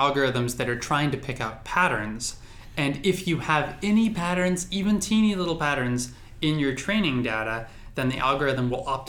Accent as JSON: {"language": "English", "town": "San Diego", "region": "California", "country": "United States", "said": "I'm from San Diego"}